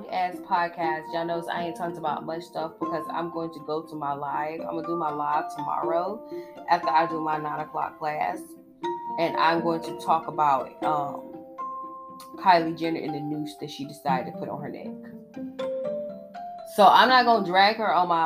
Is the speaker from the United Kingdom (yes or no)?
no; Georgia, United States; I'm from Georgia